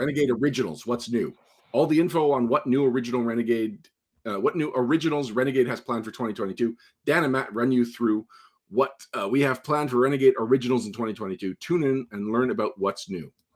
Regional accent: Montreal, Quebec, Canada; my hometown

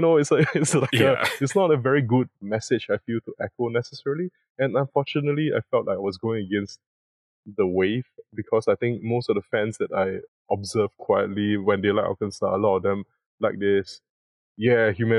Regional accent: Singapore; my country, I come from Singapore

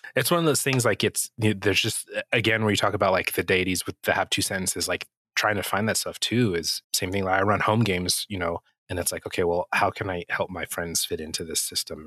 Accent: New Mexico, United States; I grew up in New Mexico, I still live in New Mexico.

